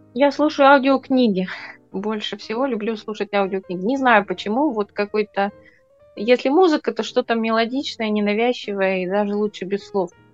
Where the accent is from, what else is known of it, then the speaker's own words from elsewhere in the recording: Arkhangelsk Oblast, Russia; мой родной край, Архангельская область